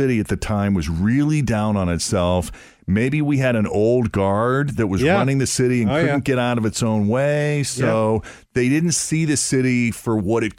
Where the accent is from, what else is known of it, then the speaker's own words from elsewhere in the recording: Boston, Massachusetts, United States; moved away as an adult; now in Cincinnati, United States; I'm from Boston originally